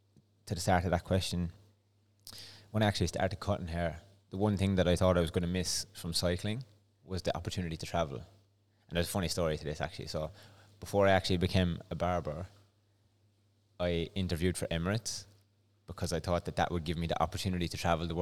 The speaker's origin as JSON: {"language": "English", "country": "Ireland", "accent": "Irish", "moved": "yes", "said": "No, mine's neutralized over the years because even before I came here, because of cycling and stuff, I had to like just have a neutral accent."}